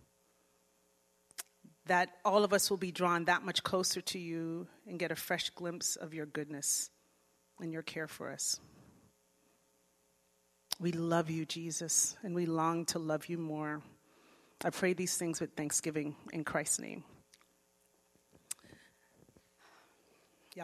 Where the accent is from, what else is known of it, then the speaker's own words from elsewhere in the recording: Florida, United States; moved away as an adult; also born or lived in Jamaica; now in Riverside, United States; I grew up in Florida